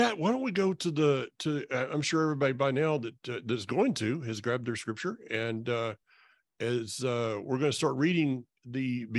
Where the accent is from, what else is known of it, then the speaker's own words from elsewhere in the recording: North Florida, United States; also born or lived in Alaska; now in North Carolina, United States; When somebody here in North Carolina or wherever I've lived, and that's been all over, including Alaska, when somebody asks me where I'm from, I say North Florida.